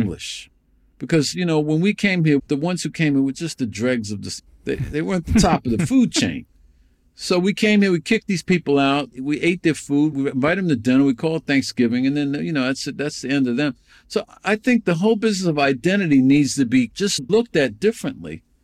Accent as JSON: {"language": "English", "region": "New York", "country": "United States", "tie": "born or raised there", "said": "I grew up in New York"}